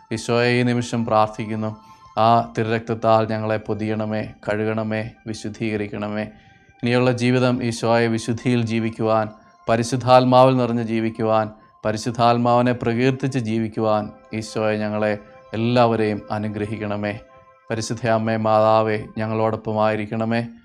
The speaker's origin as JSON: {"language": "Malayalam", "region": "Kerala", "country": "India"}